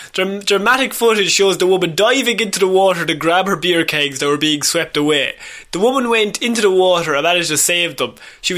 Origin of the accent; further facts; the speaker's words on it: Ireland; As Irish people, we can relate.